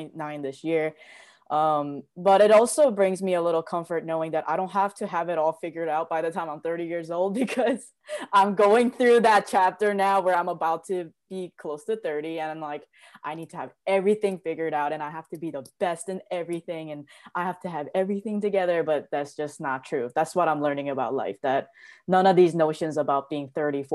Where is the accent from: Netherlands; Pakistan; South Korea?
South Korea; moved away; also born or lived in New York; I was born and raised in Korea, and my family is extremely traditional